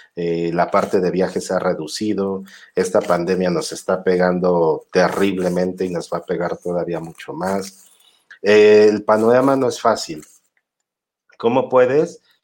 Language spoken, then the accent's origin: Spanish; Mexico